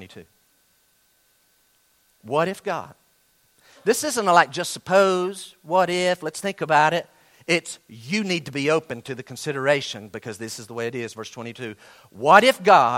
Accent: Western North Carolina, United States; I'm from Western North Carolina

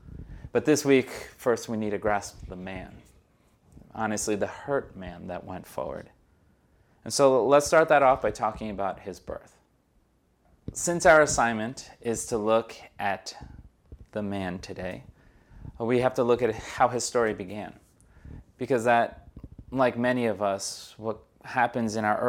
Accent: United States; Like, okay, I'm American. I can't say that I'm not. But I'm Brazilian. But I know I'm not Brazilian. I'm told plenty of times that I'm not Brazilian too.

